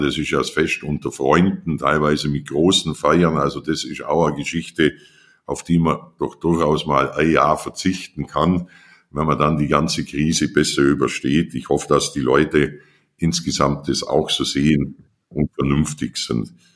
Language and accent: German; Allgäu, Bavaria, Germany; dann kommst du ins Allgäu und das ist meine Heimat